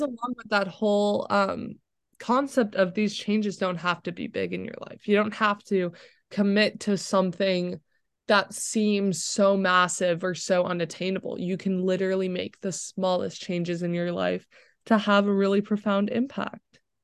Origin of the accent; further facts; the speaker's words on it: Florida, United States; moved away as an adult; now in Chapel Hill, United States; growing up in Florida where it's sunny